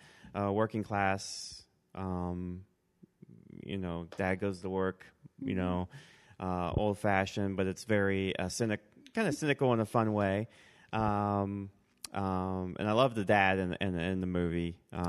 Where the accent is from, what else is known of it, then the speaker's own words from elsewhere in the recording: Northeast Ohio, United States; growing up in Northeast Ohio.